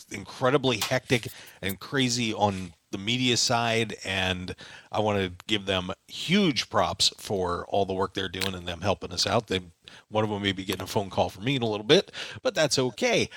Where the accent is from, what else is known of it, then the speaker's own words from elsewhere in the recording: Pennsylvania, United States; I'm from Pennsylvania